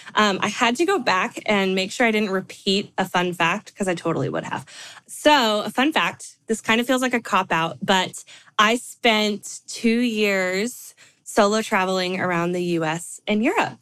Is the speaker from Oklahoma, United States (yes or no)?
no; California, United States; now in Nashville, United States; I live in Nashville, like Stephanie. Um, although I'm from California, I always like to say that because I love my home state. I'll probably never move back